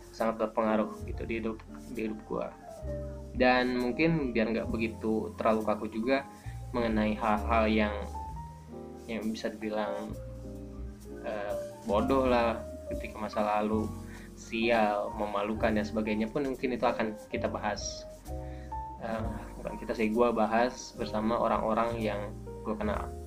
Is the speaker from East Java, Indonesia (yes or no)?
no; Bandung, West Java, Indonesia; uniknya gue ini orang Bandung tapi gue nggak tahu Bandung jadi kalau lo nanyain tentang Bandung jangan ke gue karena jelas gue akan bilang nggak tahu